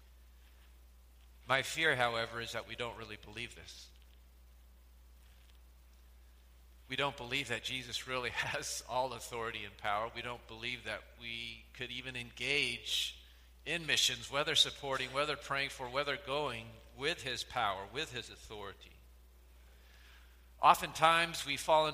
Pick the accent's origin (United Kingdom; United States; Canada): United States; also born or lived in Philippines; we're from the United States